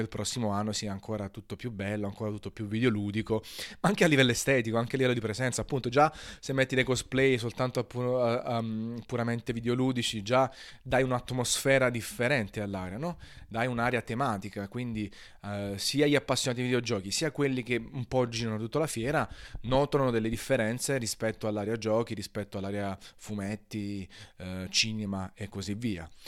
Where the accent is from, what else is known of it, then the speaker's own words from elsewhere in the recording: Naples, Campania, Italy; essendo napoletano